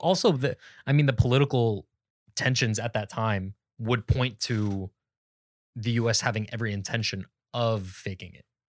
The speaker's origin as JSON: {"language": "English", "town": "Phoenix", "region": "Arizona", "country": "United States", "tie": "born or raised there", "moved": "as an adult", "lives_now": "Sacramento, United States", "said": "I grew up in Phoenix"}